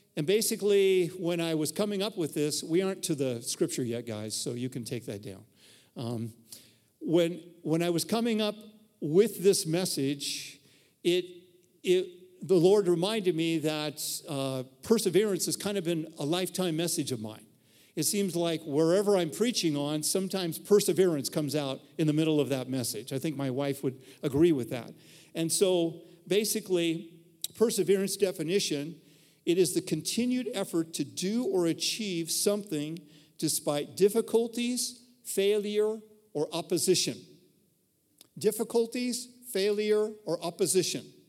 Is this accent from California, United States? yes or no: no; Reno, Nevada, United States; where I grew up in Reno